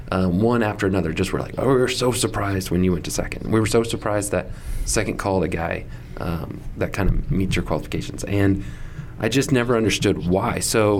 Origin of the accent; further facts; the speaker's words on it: Dallas, Texas, United States; a young pastor and a non-Arkansan pastor. So I came from the Dallas area, and both of those things were very shocking to people.